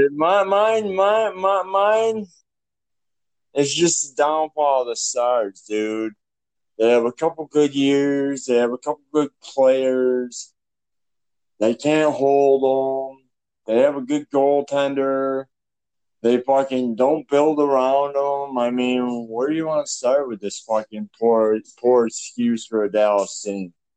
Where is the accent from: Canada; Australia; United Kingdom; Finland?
Canada; I'm Canadian